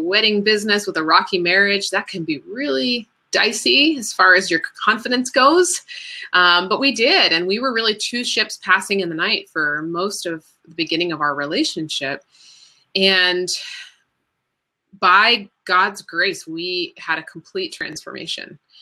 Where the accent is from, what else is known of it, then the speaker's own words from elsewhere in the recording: Florida, United States; also born or lived in Washington, D.C. / Bethesda, Maryland; now in Chapel Hill, United States; And then my family moved to Florida